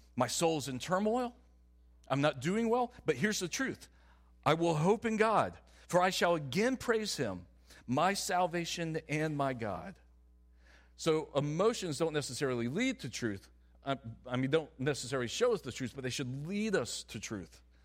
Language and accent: English; the South, United States; I'm from the South.